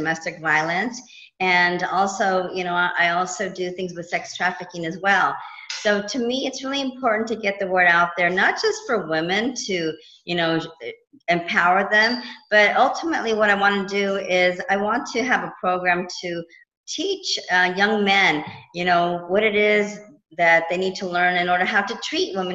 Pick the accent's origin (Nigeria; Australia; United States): United States; California; moved away as an adult; also born or lived in East Coast, United States; now in Los Angeles, United States; I was born and raised in California, and I moved to the East Coast, and I was there for 20 years